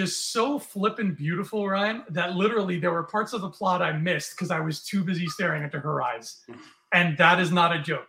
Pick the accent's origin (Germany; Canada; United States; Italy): Canada; I'm from Canada